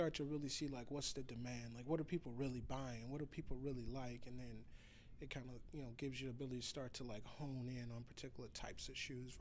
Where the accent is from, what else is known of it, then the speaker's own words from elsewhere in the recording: Chicago, Illinois, United States; moved away; I'm from Chicago